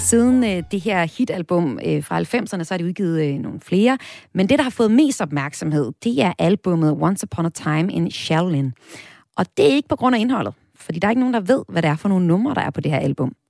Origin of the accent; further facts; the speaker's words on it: North Jutland, North Denmark Region, Denmark; Jeg kommer selv fra Nordjylland